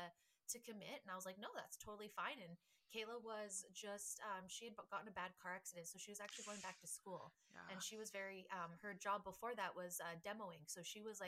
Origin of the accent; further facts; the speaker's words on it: Canada; we're Canadian